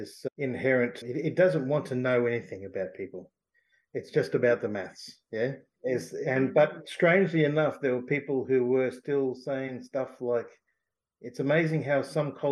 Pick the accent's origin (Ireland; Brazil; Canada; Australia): Australia; Toowoomba, Queensland; now in Cleveland, Australia; I actually grew up away from my community in a place called Toowoomba